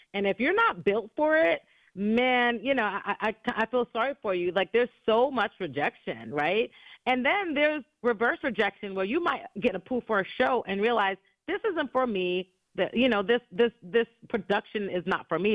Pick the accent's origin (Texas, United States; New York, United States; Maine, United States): New York, United States; New York City; growing up in New York City